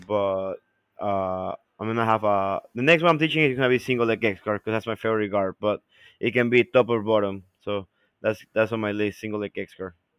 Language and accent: English; Ecuador; now in United States; we come from Ecuador, which are places so far away from main, like, from, from, from, from the United States